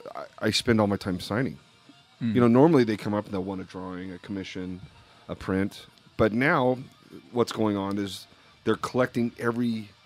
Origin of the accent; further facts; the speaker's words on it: Las Vegas, Nevada, United States; now in Salt Lake City, United States; I grew up in Las Vegas.